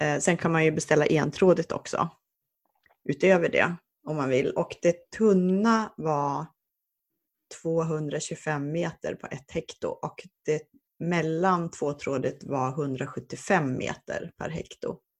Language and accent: Swedish; Jämtland, Sweden; moved away; dels så kommer jag från Jämtland